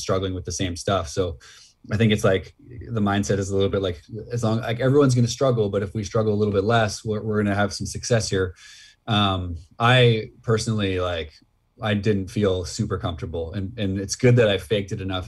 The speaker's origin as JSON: {"language": "English", "town": "Red Deer", "region": "Alberta", "country": "Canada", "tie": "born or raised there", "said": "in Alberta where I grew up like in Red Deer"}